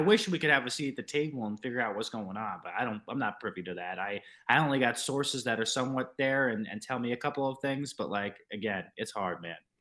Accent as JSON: {"language": "English", "region": "New York", "country": "United States", "tie": "born or raised there"}